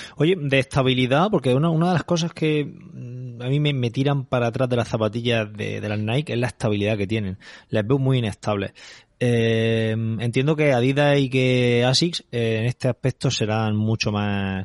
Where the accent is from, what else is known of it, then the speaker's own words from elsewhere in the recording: Calasparra, Region of Murcia, Spain; mi pueblo, de Calasparra